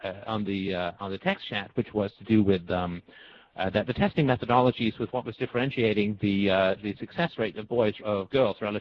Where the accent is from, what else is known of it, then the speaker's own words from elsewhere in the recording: Canada; the sort of block apartment blocks where I grew up in Canada